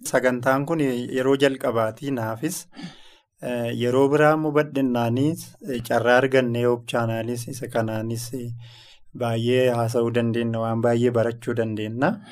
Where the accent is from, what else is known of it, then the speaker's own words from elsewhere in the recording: Shashamane, Oromia, Ethiopia; An kan irraa dhufee fiildii kibba bahaa Arsiirraa kan itti dhaladhes achuma. Arsii lixaa Shaashamannee bakkeen aanaa Shaashamannee keessatti ganda watara Shaggullee bakkee jedhamu sittan dhaladhe. Magaalaa Shaashamanneetti kutaa sagalii barachuudhaaf innaan dhufe achumatti guddadhe